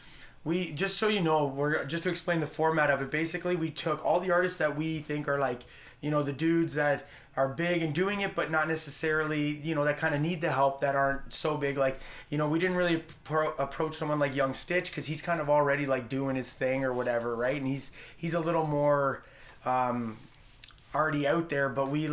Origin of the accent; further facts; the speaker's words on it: Fergus, Ontario, Canada; also born or lived in Brampton; now in Georgetown, Canada; I actually grew up around here, though. I grew up in Fergus.